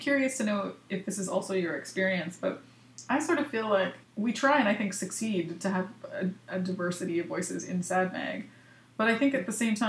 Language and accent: English; Canada; moved away